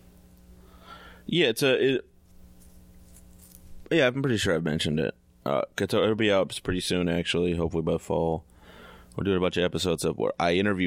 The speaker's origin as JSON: {"language": "English", "town": "Fort Worth", "region": "Texas", "country": "United States", "tie": "born or raised there", "moved": "yes", "said": "That is my hometown"}